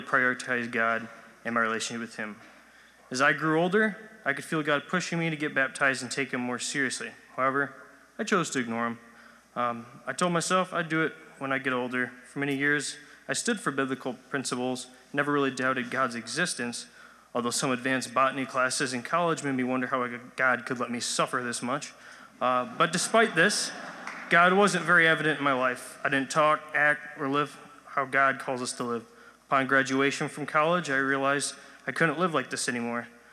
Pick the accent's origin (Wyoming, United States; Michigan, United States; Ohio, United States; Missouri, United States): Michigan, United States; West; I grew up here in West Michigan